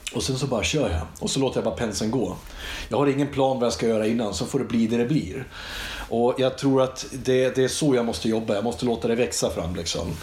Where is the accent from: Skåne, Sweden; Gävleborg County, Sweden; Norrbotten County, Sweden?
Gävleborg County, Sweden; Iggesund; Vi gick ut i skogen hemma i Iggesund